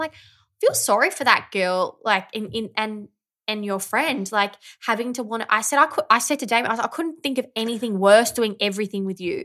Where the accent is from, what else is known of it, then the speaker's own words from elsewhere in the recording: Victoria, Australia; now in Melbourne, Australia; I grew up in the country